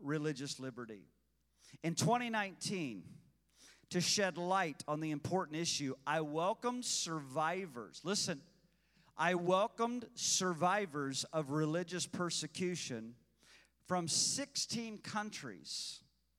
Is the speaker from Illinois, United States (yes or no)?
yes; Illinois, United States; the state of Illinois, my home state, my birth state